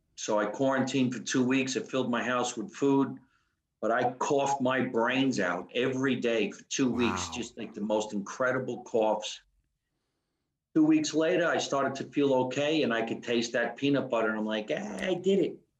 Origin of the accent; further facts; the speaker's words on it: New Jersey, United States; I'm from New Jersey